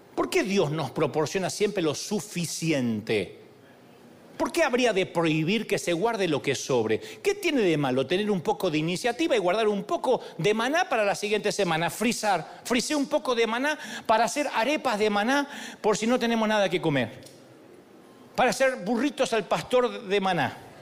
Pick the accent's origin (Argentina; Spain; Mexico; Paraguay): Argentina; Billinghurst, Buenos Aires Province; Yo nací en Billinghurst.